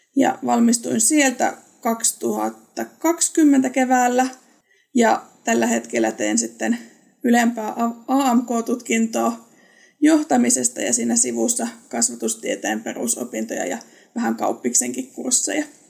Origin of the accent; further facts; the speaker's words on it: Eastern Finland, North Karelia, Finland; now in Southern Finland, Finland; Olen alun perin Itä-Suomesta, Pohjois-Karjalasta